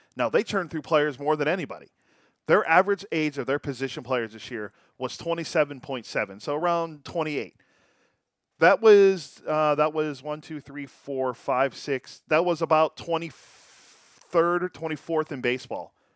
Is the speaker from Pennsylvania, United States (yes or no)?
yes; Pittsburgh, Pennsylvania, United States; growing up in Pittsburgh